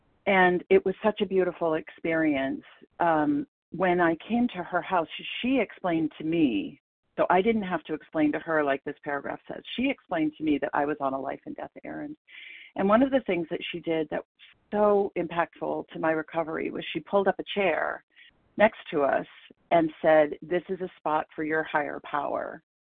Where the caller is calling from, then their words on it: Portland, Maine, United States; I'm calling in from Portland, Maine